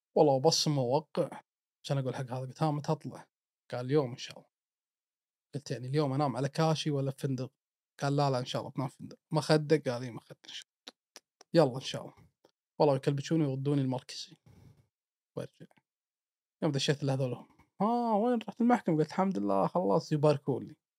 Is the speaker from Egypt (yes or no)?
no; Kuwait; انا من الكويت